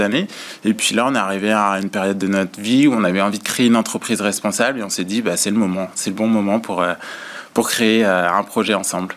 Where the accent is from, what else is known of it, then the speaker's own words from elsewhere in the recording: Vendée, Pays de la Loire, France; on se connaît depuis qu'on a 11 ans, on a grandi ensemble en Vendée